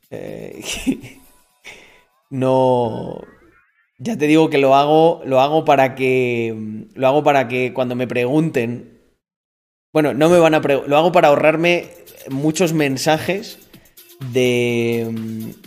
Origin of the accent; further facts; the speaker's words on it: Almendralejo, Extremadura, Spain; also born or lived in Mérida; Mérida, donde legalmente nací. Aunque soy de Almendralejo. Pero claro, todos los niños de Almendralejo y de los pueblos nacían en, en el hospital de Mérida.